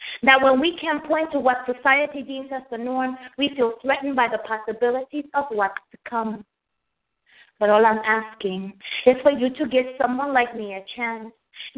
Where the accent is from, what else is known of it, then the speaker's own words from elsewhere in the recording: Dominican Republic; also born or lived in United States / New York; now in Chesapeake, United States; Well, I was born in the United States. My family is from the Dominican Republic. I was raised in the Dominican Republic. I'm a New Yorker. Lived in New York until I was in my late 20s. Been in Virginia for about 10 years now.